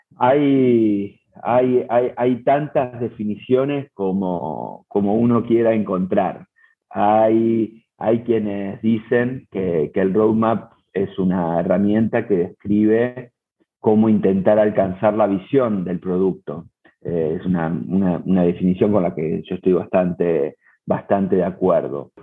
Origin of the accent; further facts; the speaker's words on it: Buenos Aires, Argentina; moved away as an adult; now in Cancún, Mexico; soy argentino, nací en Buenos Aires, pero desde hace ocho años vivo en México, en la ciudad de Cancún